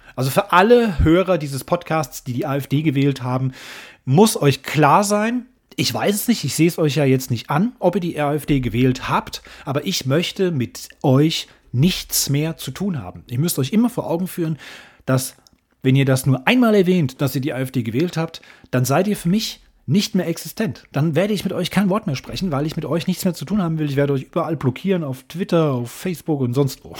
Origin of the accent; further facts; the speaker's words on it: Germany; Bayern und Hessen in meinem Heimatland